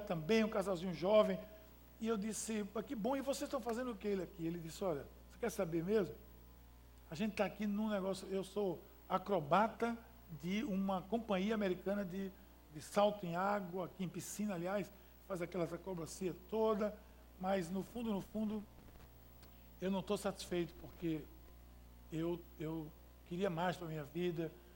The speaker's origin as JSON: {"language": "Portuguese", "country": "Brazil", "said": "Sou, sou brasileiro, eu também sou brasileiro"}